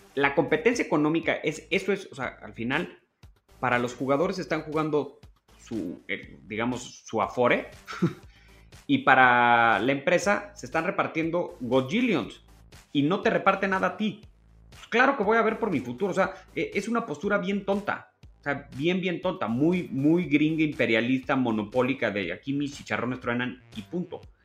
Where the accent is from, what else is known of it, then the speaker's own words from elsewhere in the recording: Mexico; como mexicano